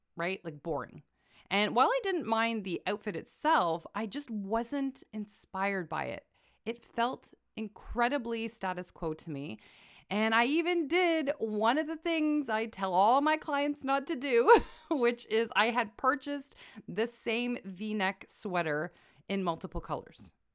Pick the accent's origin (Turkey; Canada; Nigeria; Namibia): Canada; I am a Canadian